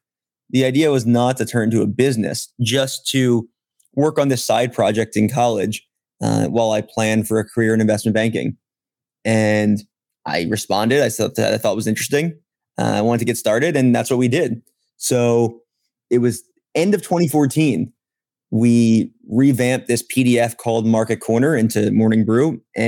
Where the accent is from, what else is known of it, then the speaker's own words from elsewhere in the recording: Baltimore, Maryland, United States; moved away; also born or lived in Michigan; I grew up in Baltimore, Maryland, went to the University of Michigan